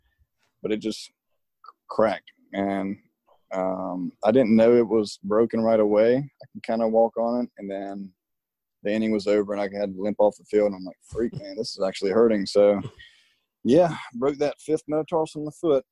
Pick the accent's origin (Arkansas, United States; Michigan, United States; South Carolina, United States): South Carolina, United States; Terrell; I grew up in Terrell and wasn't around big colleges